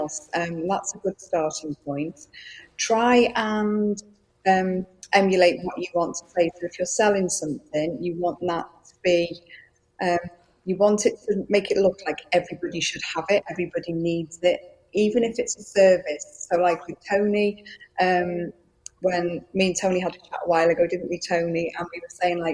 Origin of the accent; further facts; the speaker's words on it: Wales, United Kingdom; accent: Welsh; first language Welsh; English is a second language; I am in Wales. Yes, I'm Welsh